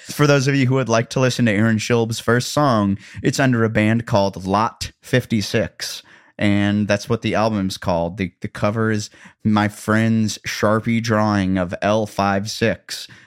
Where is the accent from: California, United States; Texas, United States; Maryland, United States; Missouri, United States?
Missouri, United States; Columbia; now in Nashville, United States; Columbia, Missouri, my hometown